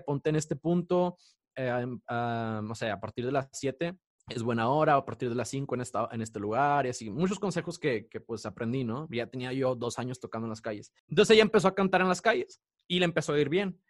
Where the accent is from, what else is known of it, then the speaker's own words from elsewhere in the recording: Mexico; moved away; uno como mexicano cuando está en el extranjero